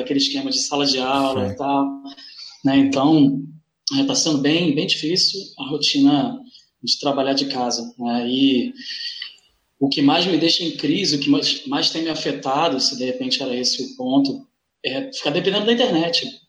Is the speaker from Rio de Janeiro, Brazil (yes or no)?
yes; Duque de Caxias, Rio de Janeiro, Brazil; moved away as an adult; also born or lived in Tijuca, Rio de Janeiro; now in Rio de Janeiro, Brazil; eu sou nascido na Baixada Fluminense, nascido e criado na Baixada Fluminense, que é uma região mais pobre daqui.